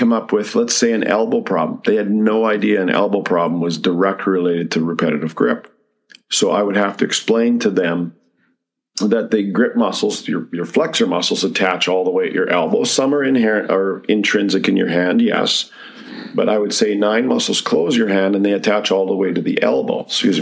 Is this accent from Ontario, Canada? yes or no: no; Medicine Hat, Alberta, Canada; I'm from Medicine Hat originally. That's where I grew up.